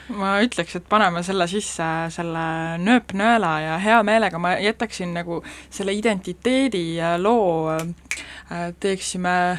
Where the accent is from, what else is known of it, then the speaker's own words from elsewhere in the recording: Saare County, Estonia; olen saarlane